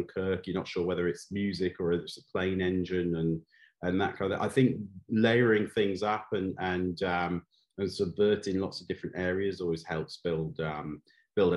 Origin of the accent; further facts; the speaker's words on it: North Wales, United Kingdom; when I was a kid growing up in North Wales.